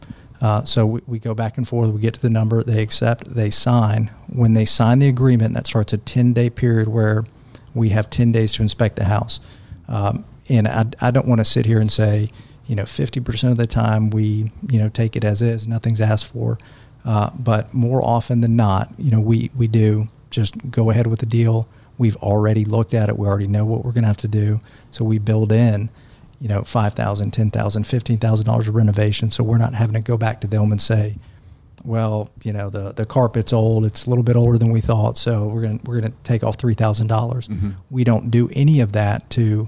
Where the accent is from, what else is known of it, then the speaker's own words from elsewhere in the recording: Nashville, Tennessee, United States; I'm from Nashville.